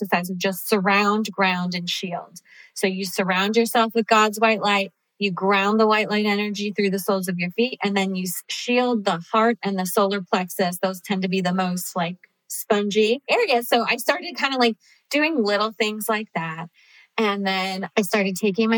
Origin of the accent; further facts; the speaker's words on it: Cincinnati, Ohio, United States; moved away as an adult; also born or lived in Chicago / Los Angeles; I grew up in Cincinnati, but I had moved